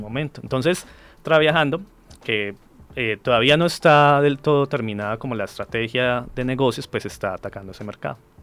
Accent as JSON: {"language": "Spanish", "country": "Colombia", "said": "soy de Colombia"}